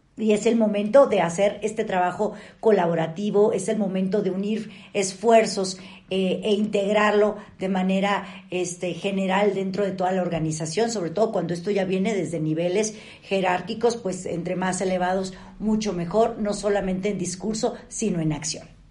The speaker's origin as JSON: {"language": "Spanish", "country": "Mexico"}